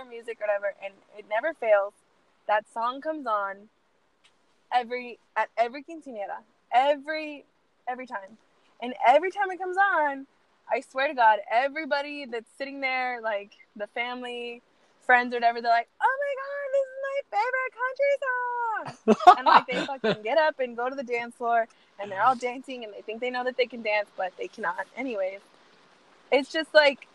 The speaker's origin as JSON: {"language": "English", "town": "San Antonio", "region": "Texas", "country": "United States", "tie": "born or raised there", "said": "I grew up here in San Antonio and I'm Hispanic"}